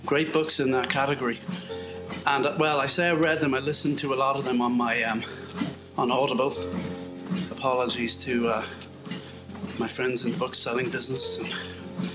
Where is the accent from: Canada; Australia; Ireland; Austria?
Ireland; west of Ireland; as we say in the west of Ireland